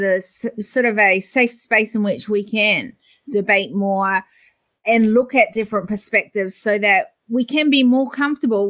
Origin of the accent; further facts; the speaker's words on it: New Zealand; now in Australia; I was born in New Zealand, but I have to tell you, I've lived longer in Australia